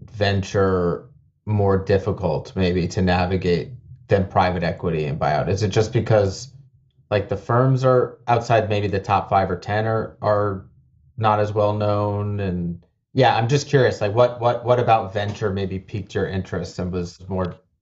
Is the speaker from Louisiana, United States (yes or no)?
no; New York City, New York, United States; I grew up in Brooklyn and, our office is still here. And my parents are still a couple neighborhoods over